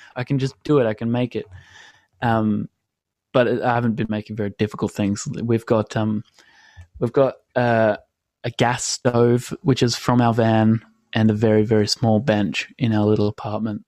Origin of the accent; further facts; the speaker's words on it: Australia; also born or lived in London; I'm 22 and I'm from Australia